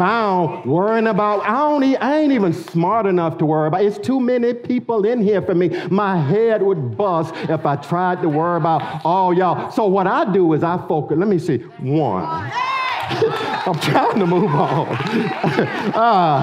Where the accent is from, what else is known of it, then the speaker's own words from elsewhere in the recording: United States; We're Americans. I love being American